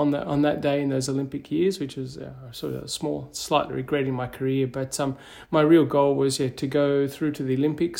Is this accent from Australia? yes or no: yes; Katherine, Northern Territory, Australia; moved away as an adult; I was born in Katherine in the Northern Territory